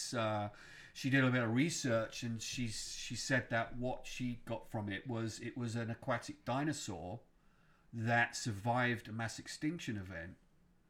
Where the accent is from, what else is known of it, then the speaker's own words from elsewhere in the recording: Stonehenge, South West England, United Kingdom; now in United States; I grew up around Stonehenge